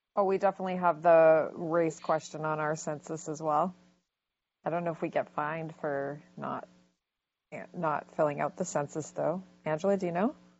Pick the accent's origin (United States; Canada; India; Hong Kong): Canada; Vancouver, British Columbia; I grew up in Gay Village, Vancouver